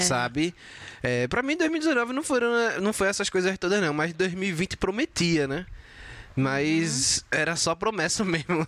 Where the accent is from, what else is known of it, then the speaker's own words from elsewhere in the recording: Brazil; como brasileiro